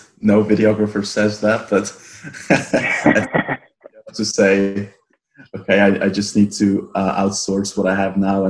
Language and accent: English; Italy; now in Australia; Do you know the Dolomites? Yeah. Well, yeah, so that's where I'm from.